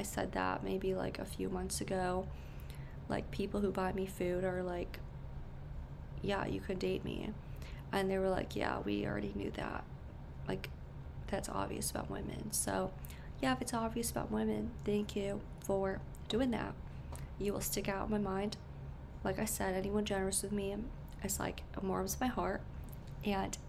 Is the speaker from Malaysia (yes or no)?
no; Connecticut, United States; born in Connecticut